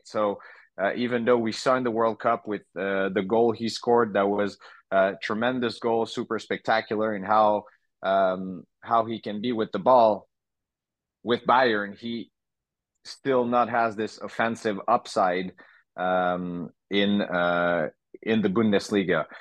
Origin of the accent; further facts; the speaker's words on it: Montreal, Quebec, Canada; growing up in the Montreal market